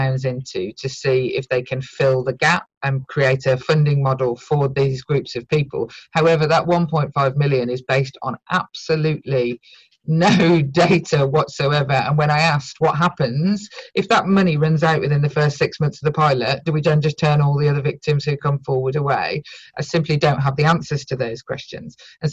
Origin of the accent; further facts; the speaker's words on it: United Kingdom; a British-born white woman who speaks English